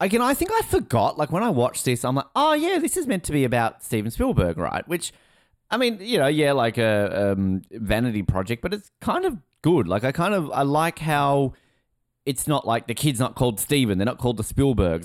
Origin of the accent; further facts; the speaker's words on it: Hobart, Tasmania, Australia; I grew up in Hobart.